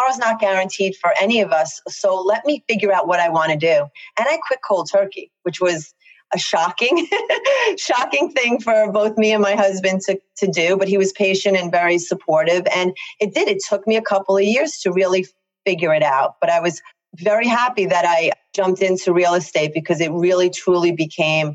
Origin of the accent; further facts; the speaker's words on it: Long Island, New York, United States; accent: very thick Long Island; I live in Long Island, in case anyone can't figure that out from my very thick accent